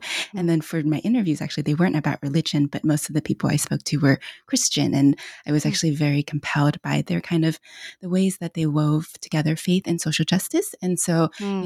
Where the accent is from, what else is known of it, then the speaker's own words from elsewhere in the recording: United States; also born or lived in China; I'm Chinese American, came to this country when I was about four years old